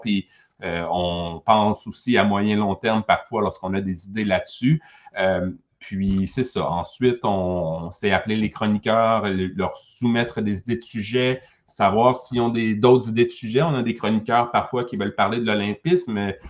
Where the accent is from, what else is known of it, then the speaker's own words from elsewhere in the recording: Quebec, Canada; ici au Québec